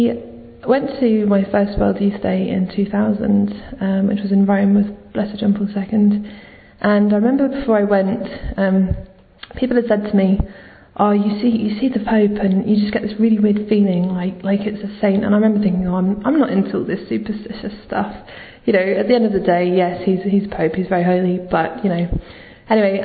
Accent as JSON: {"language": "English", "region": "London", "country": "United Kingdom", "said": "I'm 29, I'm from London"}